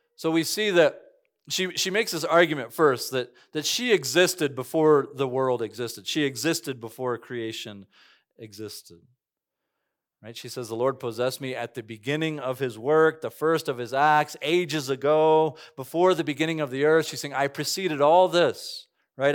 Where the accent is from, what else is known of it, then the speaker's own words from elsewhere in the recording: Cañon City, Colorado, United States; moved away; I grew up right next to the Royal Gorge, worked there all these years.